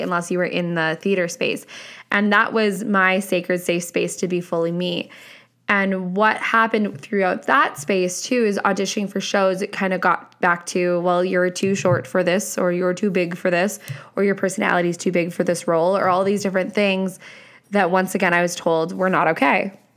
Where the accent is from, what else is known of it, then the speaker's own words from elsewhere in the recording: Canada; I'm Canadian, hello, I am Canadian